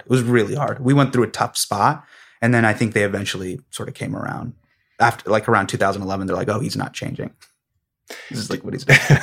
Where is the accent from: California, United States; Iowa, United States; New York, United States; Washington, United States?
California, United States; Davis; Me growing up in Davis